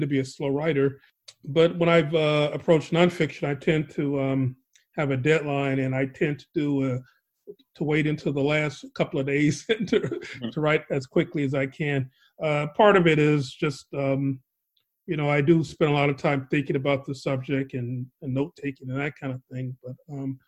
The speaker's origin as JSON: {"language": "English", "town": "Chicago", "region": "Illinois", "country": "United States", "tie": "born or raised there", "also_born_or_lived": "New York", "moved": "yes", "said": "having grown up in a place like Chicago and then having lived in New York for many years"}